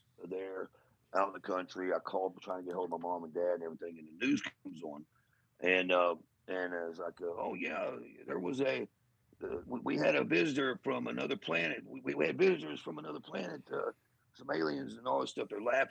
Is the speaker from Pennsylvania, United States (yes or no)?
no; Portageville, Missouri, United States; my hometown of Portageville.